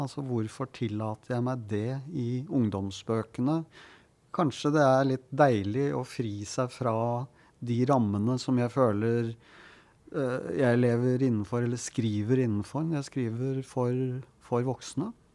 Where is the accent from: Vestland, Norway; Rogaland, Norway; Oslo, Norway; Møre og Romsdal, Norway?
Oslo, Norway; Jeg hadde en eh, god barndom og ungdomstid på Grorud